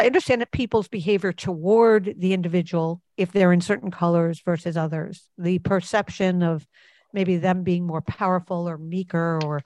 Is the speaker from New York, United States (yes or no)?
yes; New York, United States; as a New Yorker